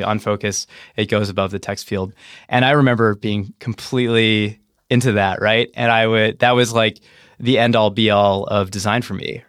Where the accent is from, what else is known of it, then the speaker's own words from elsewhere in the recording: New Mexico, United States; moved away; I grew up in New Mexico